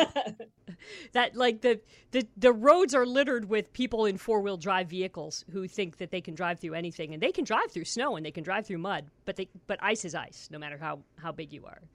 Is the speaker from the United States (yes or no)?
yes; Ohio, United States; moved away; I grew up in Ohio.